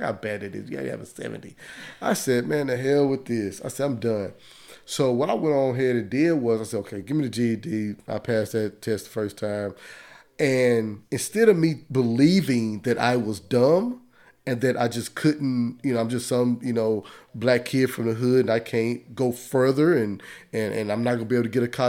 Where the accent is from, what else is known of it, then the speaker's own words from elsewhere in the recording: Dallas, Texas, United States; And growing up in the Southeast sector of Dallas, I didn't want to live that life.